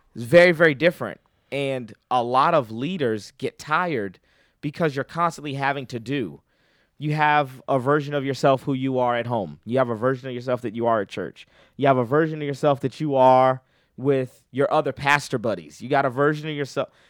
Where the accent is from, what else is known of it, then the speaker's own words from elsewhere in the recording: Boston, Massachusetts, United States; now in North Carolina, United States; I'm originally from Boston, Massachusetts